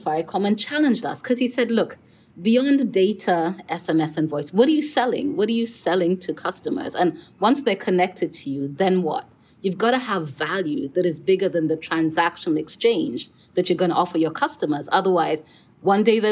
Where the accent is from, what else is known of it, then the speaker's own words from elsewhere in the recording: Kenya; I come from Kenya. I worked in Nairobi, Kenya.